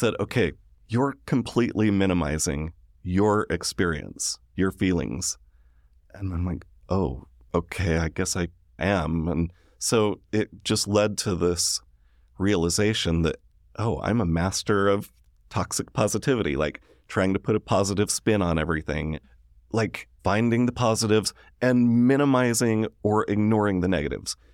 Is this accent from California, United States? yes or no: no; Sandy, Utah, United States; I grew up in Sandy, Utah.